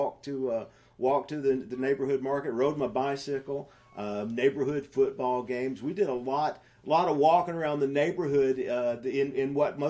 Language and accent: English; Nashville, Tennessee, United States; also born or lived in Williamson County, Tennessee; I'm born and raised in East Nashville